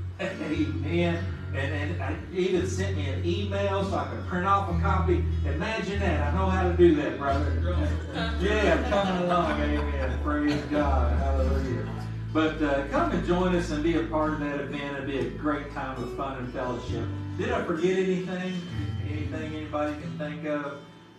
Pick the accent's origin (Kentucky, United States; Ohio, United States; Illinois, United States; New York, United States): Kentucky, United States; I'm from Kentucky. I'm just a city boy from Kentucky